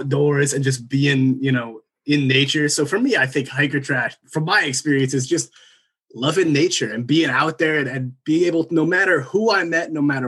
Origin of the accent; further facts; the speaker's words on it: New Jersey, United States; I'm originally from Jersey